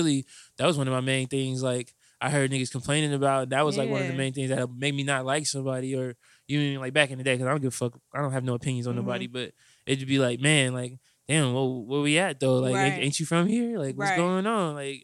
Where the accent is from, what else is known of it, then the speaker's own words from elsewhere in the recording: Indiana, United States; Like, yeah, nigga, I'm from Indiana.